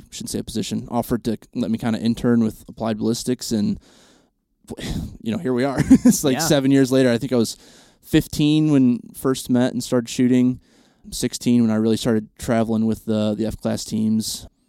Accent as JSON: {"language": "English", "region": "Michigan", "country": "United States", "said": "My uncles have a pretty good sized farm in Michigan. I'm from Central Michigan."}